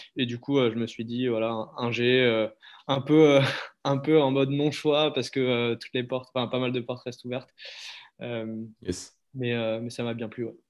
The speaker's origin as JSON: {"language": "French", "town": "Montpellier", "region": "Occitania", "country": "France", "tie": "born or raised there", "also_born_or_lived": "Ardèche / Avignon", "moved": "as an adult", "lives_now": "Anglet, France", "said": "né à Montpellier, j'ai grandi autour, enfin, avec un petit passage en Ardèche"}